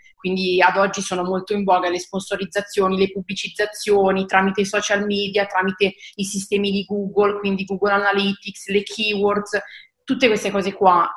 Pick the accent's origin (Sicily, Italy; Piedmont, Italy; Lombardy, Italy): Lombardy, Italy; Seregno; ho 28 anni e sono di Seregno